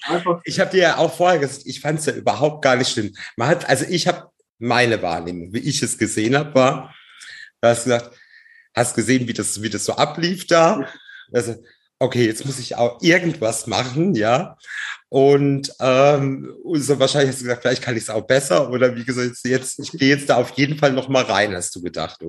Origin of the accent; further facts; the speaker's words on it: Baden-Baden, Baden-Württemberg, Germany; ich bin aus Baden-Baden